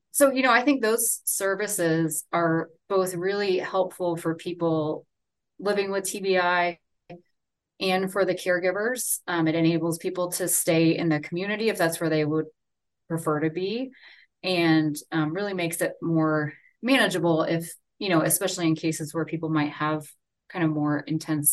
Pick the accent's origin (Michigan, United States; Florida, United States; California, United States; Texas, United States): Florida, United States; Orlando; moved away as an adult; also born or lived in Gainesville, Florida / Seattle, Washington / North Carolina; now in Salt Lake City, United States; I grew up in Orlando and then went to school in Gainesville